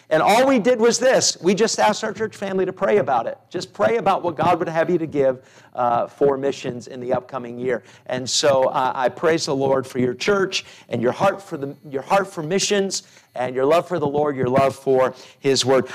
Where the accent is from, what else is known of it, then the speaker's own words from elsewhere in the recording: United States; as an American